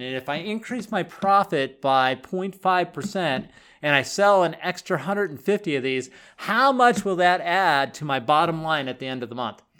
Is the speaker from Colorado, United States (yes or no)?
yes; Boulder County, Colorado, United States; I grew up in Boulder County